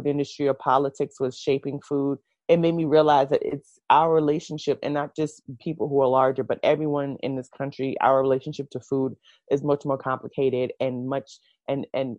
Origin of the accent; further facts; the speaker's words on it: New York City, New York, United States; I was born in Brooklyn, New York. Mm-hmm. I've lived in New York my entire life.